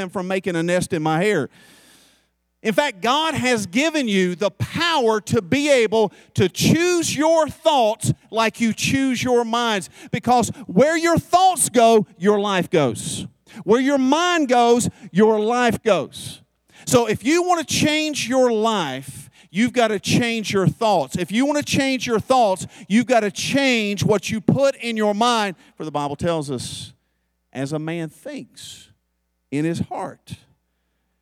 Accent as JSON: {"language": "English", "region": "the South", "country": "United States", "said": "I'm from the South."}